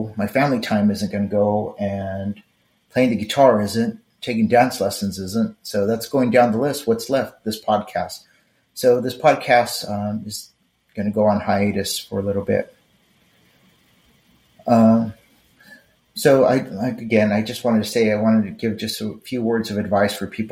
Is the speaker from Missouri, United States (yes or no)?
no; Los Angeles, California, United States; moved away; Growing up in East Los Angeles